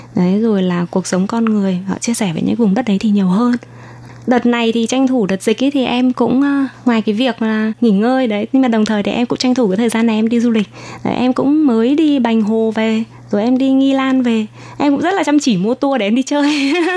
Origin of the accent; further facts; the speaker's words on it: Thai Nguyen, Vietnam; moved away as an adult; now in Taiwan; ở bên Việt Nam thì em ở Thái Nguyên